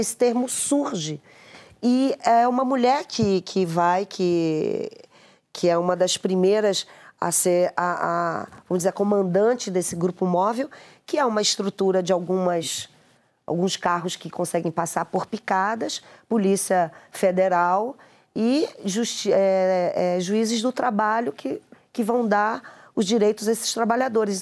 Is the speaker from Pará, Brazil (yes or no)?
yes; Pará, Brazil; eu sou paraense